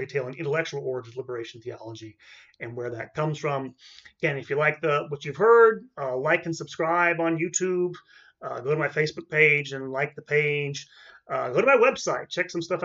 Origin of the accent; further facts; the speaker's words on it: United States; I'm American.